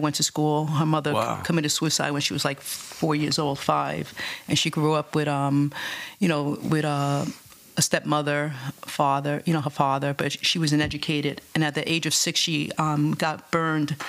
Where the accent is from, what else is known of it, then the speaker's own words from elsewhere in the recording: New York City, New York, United States; also born or lived in Bronx, New York; I grew up in Alphabet City